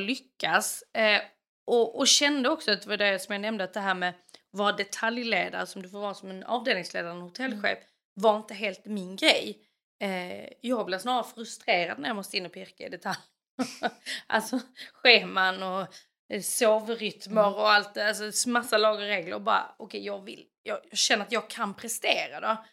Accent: Kvärlöv, Skåne, Sweden; moved away as an adult; now in Norway; jag kommer från Kvärlöv i Skåne utanför en stad eller by som heter Landskrona. uppvuxen på landet med mamma, pappa och en lilla syster.

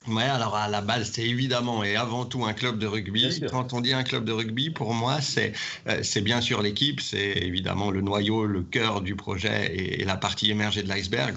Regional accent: Saint-Étienne, Auvergne-Rhône-Alpes, France; moved away as an adult; also born or lived in Haute-Savoie / Nice; now in Lyon, France; j'ai grandi à Saint-Étienne.

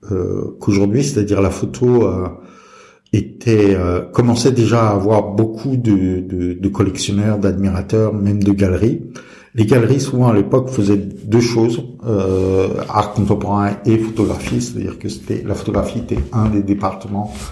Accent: Brazil; moved away as an adult; also born or lived in Turkey / England / Greece; now in France; alors, euh, j'ai grandi euh, à l'étranger, en Brésil, Turquie, Angleterre euh, et, Grèce.

